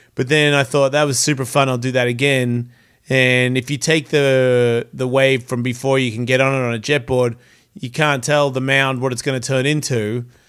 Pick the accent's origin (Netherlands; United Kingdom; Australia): Australia; moved away; I'm Australian